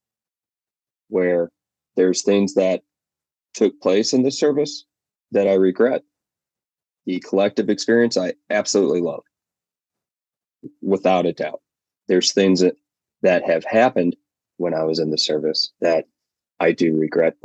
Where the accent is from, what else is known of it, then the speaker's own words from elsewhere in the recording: Chicago suburbs, Illinois, United States; Grew up and am in the Chicago suburbs